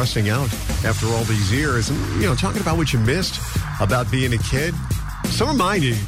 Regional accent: New York City, New York, United States; I grew up in New York City

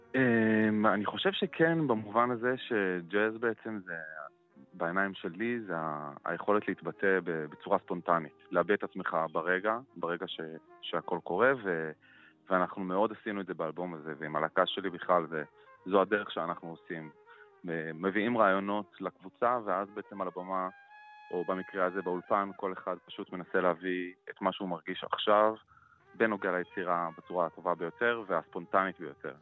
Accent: Jerusalem, Jerusalem District, Israel; moved away as an adult; also born or lived in Tel Aviv; קטמון שאני גדלתי בה הייתה מקום מאוד מעניין

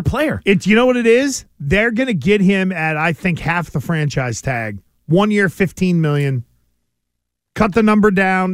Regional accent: Western Pennsylvania, United States; now in Rhode Island, United States; where I grew up in Western Pennsylvania, the one of the central parts of town was the trailer park.

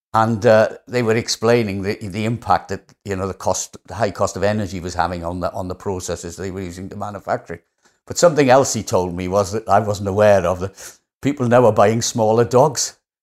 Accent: Wales, United Kingdom; accent: Welsh; How Welsh do I sound? Not that I'm not proud of being Welsh

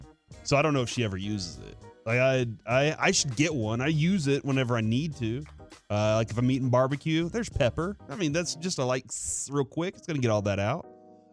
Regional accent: Dallas, Texas, United States; but I grew up on Jake's in my old neighborhood in East Dallas, dude.

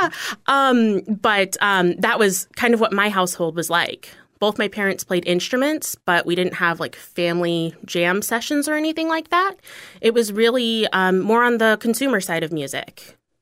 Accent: Bozeman, Montana, United States; also born or lived in Washington, D.C. metro area; now in Fort Myers, United States; I grew up in Bozeman. So Bozeman, Montana is a town

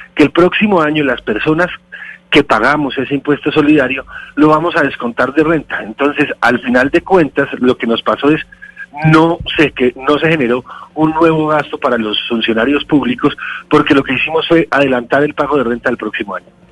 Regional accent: Bogotá, Colombia; Yo soy bogotano

